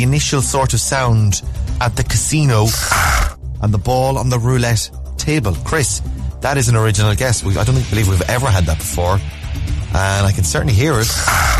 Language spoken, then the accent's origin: English; Mayo, Connacht, Ireland; I said, from Mayo.